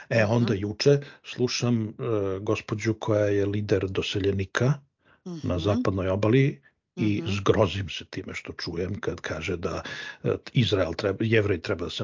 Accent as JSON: {"language": "Croatian", "country": "Serbia", "moved": "yes", "said": "mi iz Srbije smo prošli kroz to, ja sam bar otišao iz zemlje kad je počeo rat u bivšoj Jugoslaviji."}